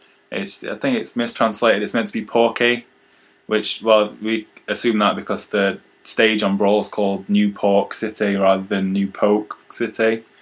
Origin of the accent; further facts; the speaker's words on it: United Kingdom; I'm from Britain, 22 years old.